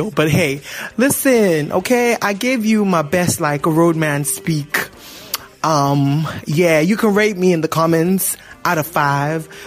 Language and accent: English; Accra, Greater Accra, Ghana; I was born in Accra. Okay. Lived in Accra